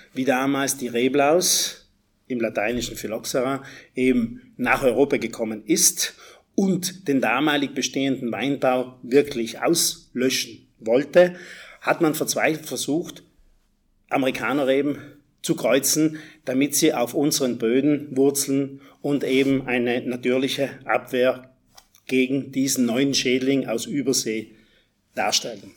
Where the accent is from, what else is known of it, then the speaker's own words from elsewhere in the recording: South Tyrol, Trentino-Alto Adige, Italy; ich bin aus Südtirol